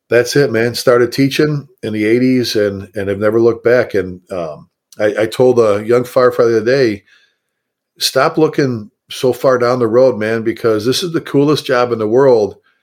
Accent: Chicago, Illinois, United States; also born or lived in Texas; now in North Texas, United States; Born and raised in the South Side of Chicago, made it down to Texas

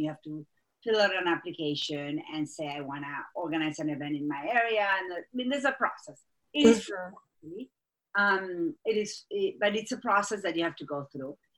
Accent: Argentina; accent: Argentine; English is a second language; moved away as an adult; now in United States; I am from Argentina. That's where my accent is from.

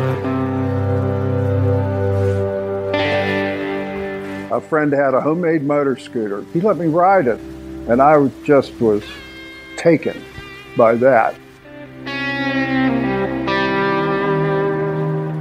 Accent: Tarentum, Pennsylvania, United States; I'm from Tarentum, Pennsylvania, and I'm a Dennis Kirk garage builder

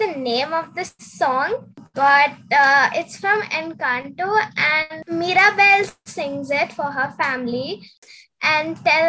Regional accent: India; I'm from India and I'm 11 years old.

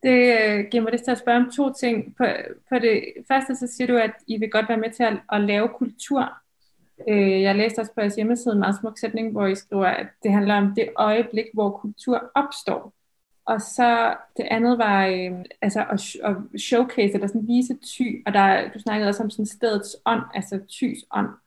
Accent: Thy, North Denmark Region, Denmark; jeg er jo selv fra Thy, og jeg, var, øh, jeg gik i første G på Tisted Gymnasium

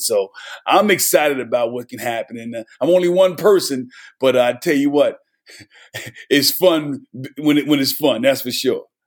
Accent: New Jersey, United States; moved away as an adult; also born or lived in Knoxville, Tennessee; I'm born and raised in New Jersey

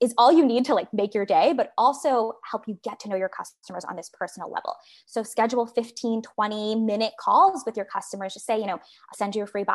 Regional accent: New York City, New York, United States; now in San Francisco, United States; on Staten Island where I grew up

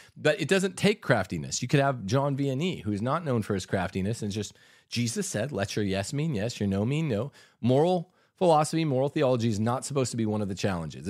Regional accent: United States; We're American, we say Paglia.

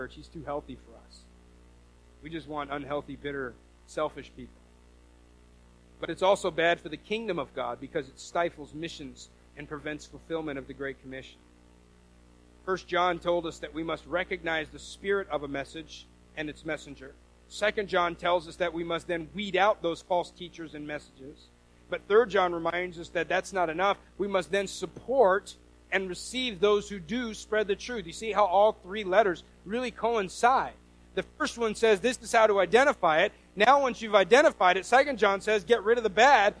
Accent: the Northwest, Pacific Northwest, United States; I'm from the Northwest and we don't have any kind of accent.

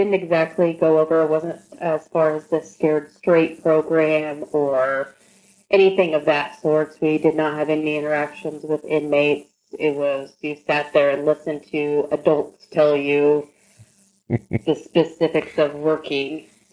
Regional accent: Fort Madison, Iowa, United States; I'm from little southeast Iowa, Fort Madison, Iowa, which is down in the little southeast corner that borders Missouri and Illinois

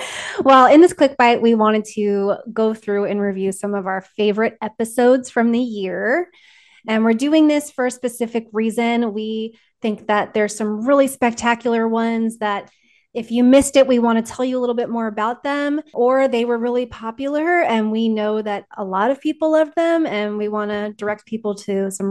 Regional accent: California, United States; So I was raised in Southern California.

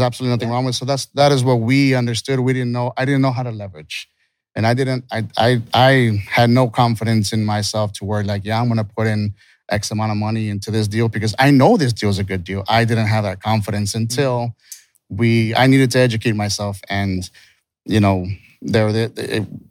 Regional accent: Texas, United States; also born or lived in California; So we're from Texas.

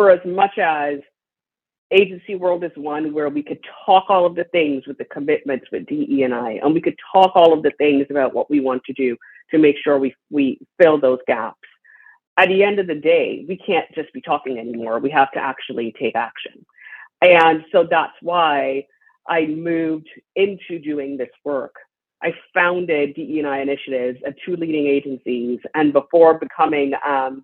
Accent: Trinidad & Tobago; moved away; My father was a pioneer in health equity where I grew up in Trinidad and Tobago

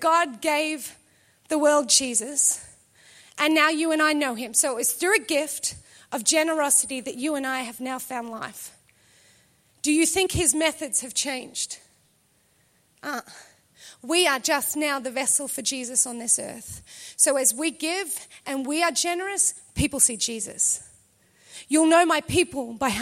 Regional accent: Australia; We're Australian.

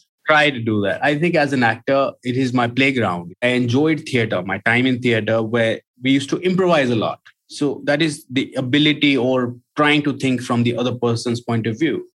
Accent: Gurgaon, Haryana, India; I'm not from Bombay. I lived in Gurgaon all my life. And Gurgaon that time was a small town which is now Gurugram

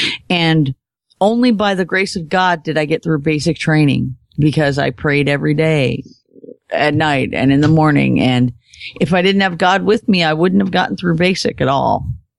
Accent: Arcata, California, United States; I grew up in Northern California.

